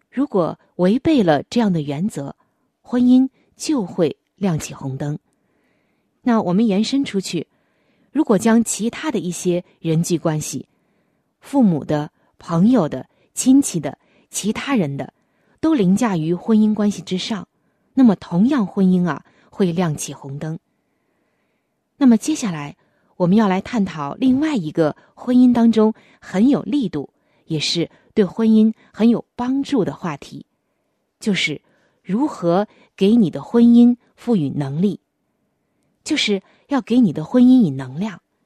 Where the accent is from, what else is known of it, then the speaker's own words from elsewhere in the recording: China; 我们中国人普遍喜欢